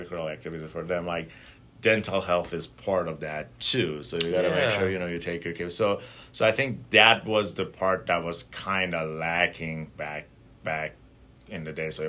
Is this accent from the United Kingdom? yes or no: no; Tehran, Tehran Province, Iran; moved away as an adult; now in Milwaukee, United States; I grew up in Tehran, which is a big city